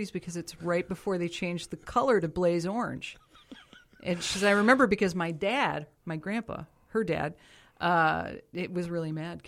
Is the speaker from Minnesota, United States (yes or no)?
yes; St. Paul, Minnesota, United States; St. Paul, the East Side